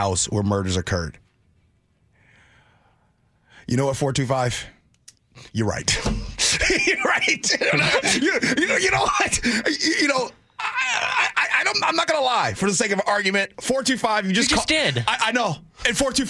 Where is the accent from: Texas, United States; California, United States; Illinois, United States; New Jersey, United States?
Illinois, United States; Chicago; I grew up in Chicago